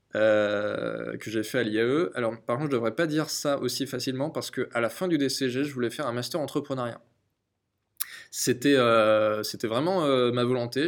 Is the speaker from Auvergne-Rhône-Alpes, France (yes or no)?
no; Angers, Pays de la Loire, France; ma ville natale, Angers